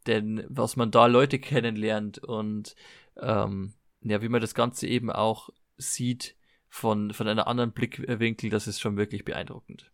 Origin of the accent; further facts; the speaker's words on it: Germany; ich komme aus Deutschland